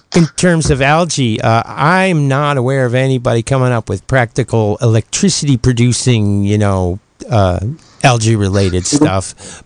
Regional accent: Ohio, United States; moved away; my hometown in Ohio

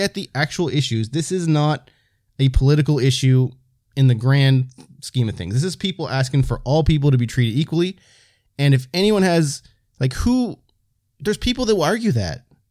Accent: the Maritimes, Canada; white dudes from Maritimes in Canada

